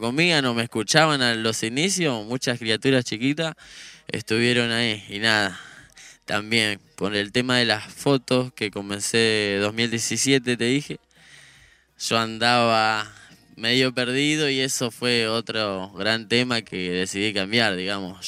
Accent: General Rodríguez, Buenos Aires Province, Argentina; Ese era yo andando por General Rodríguez, por todo lado

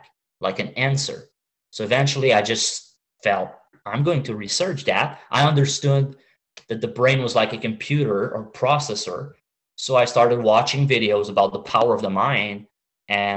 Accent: Canada; now in Montreal, Canada; I'm Canadian

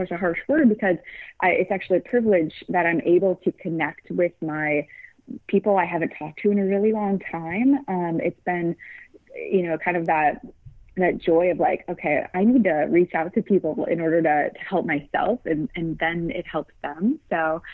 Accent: Midwest, United States; moved away as an adult; now in San Francisco, United States; We live in San Francisco, and what my husband and I love, we're from the Midwest

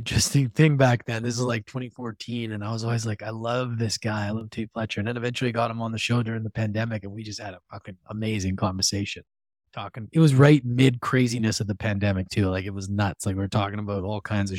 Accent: Edmonton, Alberta, Canada; moved away; my hometown of Edmonton, Alberta, where I'm in right now, visiting my mom.

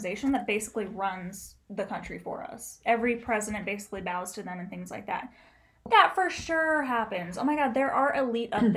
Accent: United States; being American

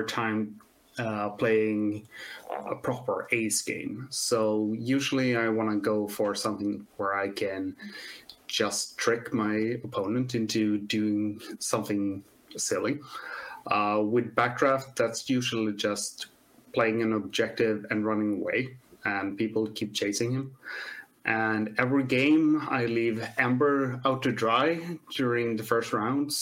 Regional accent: Sweden

